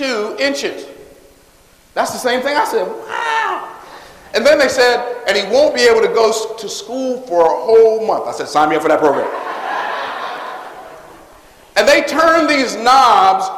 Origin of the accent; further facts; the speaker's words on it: Tampa, Florida, United States; born in Clara Fry Hospital, which is a segregated hospital in Tampa, Florida. I was born in a segregated hospital